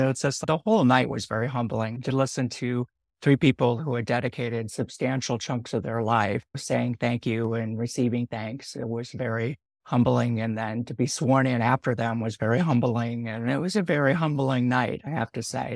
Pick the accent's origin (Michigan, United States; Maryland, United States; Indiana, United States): Indiana, United States; Northwest; also born or lived in San Francisco, California / Sonoma County, California; now in Sebastopol, United States; Grew up in the Midwest. Yeah, a little bit on the outside of Chicago, Northwest Indiana